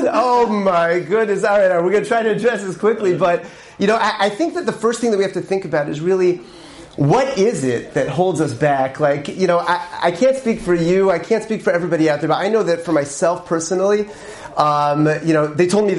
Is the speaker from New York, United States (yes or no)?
yes; Syracuse, New York, United States; I grew up in Syracuse, New York, upstate over here.